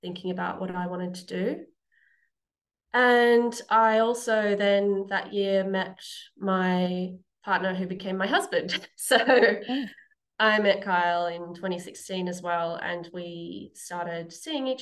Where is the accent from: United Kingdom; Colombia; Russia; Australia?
Australia; Newcastle, New South Wales; also born or lived in Sydney / Germany; now in Parkes, Australia; I'm from Newcastle, Mullumbimba. I was born there back in 1988. So I lived there most of my life